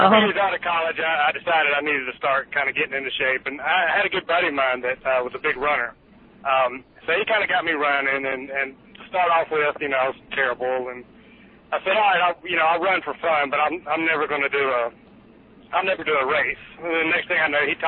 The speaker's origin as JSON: {"language": "English", "region": "South Georgia", "country": "United States", "tie": "born or raised there", "accent": "Southern", "said": "I am from originally South Georgia, which is kind of in the middle of nowhere. I grew up on a farm"}